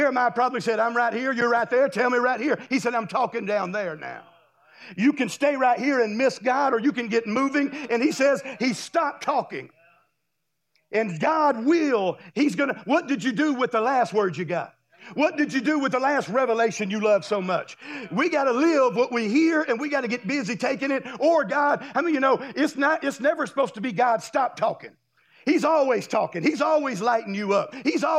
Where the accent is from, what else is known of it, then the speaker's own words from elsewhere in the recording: Destin, Florida, United States; I'm from Destin. I live in Destin. There's a lot of beach down there, and it's real pretty.